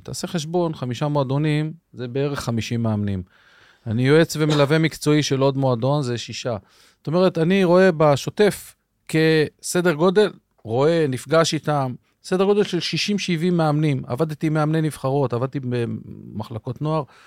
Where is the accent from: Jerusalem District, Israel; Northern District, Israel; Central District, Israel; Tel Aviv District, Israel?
Central District, Israel; Rehovot; התחלתי בכלל במכבי רחובות כילד, כן. במגרש החול ברחובות